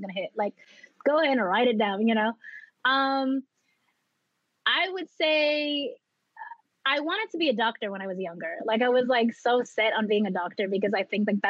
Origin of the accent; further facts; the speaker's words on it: New York City, New York, United States; also born or lived in Philippines / San Francisco Bay Area, California; I grew up in Jamaica, Queens, which is where I still am